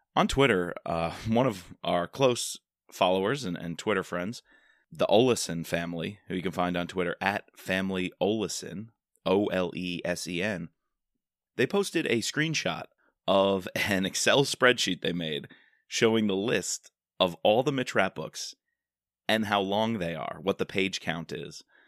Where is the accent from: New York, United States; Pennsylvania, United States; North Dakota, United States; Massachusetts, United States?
New York, United States; Long Island; moved away; fellow Eagle Scout growing up on Long Island. Got to go back, see my parents, see my friends from high school